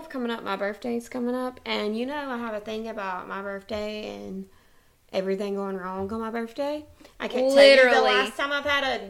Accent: the South, United States; But we are from the South and we love our country music.

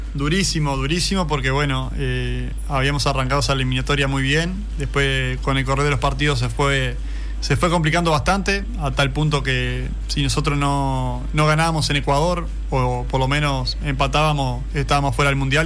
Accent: Agraciada, Soriano, Uruguay; club de, mi pueblo, Agraciada, que, que, es el club de mis amores, y bueno, de donde uno creció en la sede

